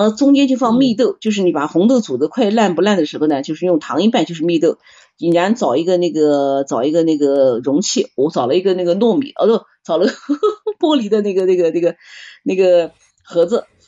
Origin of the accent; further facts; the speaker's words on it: Nanjing, Jiangsu, China; moved away; 我们南京人把那个鸭子吃的